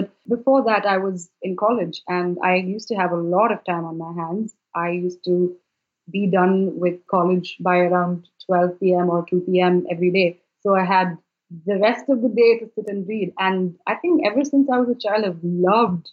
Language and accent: English; Bangalore, Karnataka, India; I am from Bangalore, which is in India.